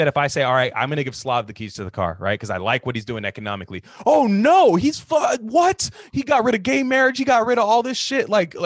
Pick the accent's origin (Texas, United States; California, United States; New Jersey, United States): California, United States; Bay Area, Northern; I come from the Bay Area, like Northern California, really diverse